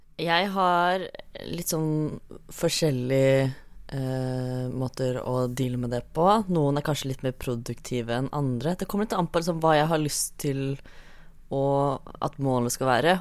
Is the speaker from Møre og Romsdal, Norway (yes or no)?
no; Fredrikstad, Østfold, Norway; Jeg er fra Fredrikstad.